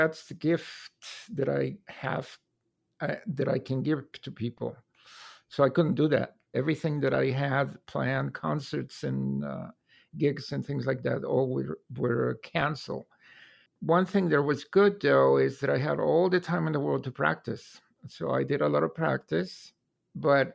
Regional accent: Mexico City, Mexico; moved away as an adult; now in Columbus, United States; I was born in Mexico City and I lived there for 33 years.

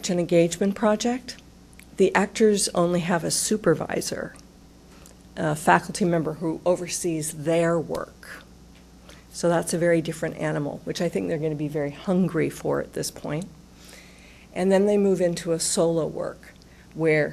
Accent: Utah, United States; now in Columbus, United States; I'm from Utah

